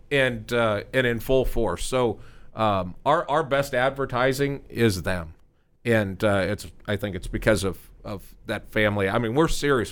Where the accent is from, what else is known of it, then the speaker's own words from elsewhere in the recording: Omaha, Nebraska, United States; now in Frisco, United States; we're from Omaha